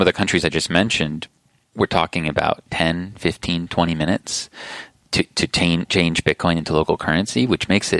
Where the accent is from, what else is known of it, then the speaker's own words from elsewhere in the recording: United States; I'm an American citizen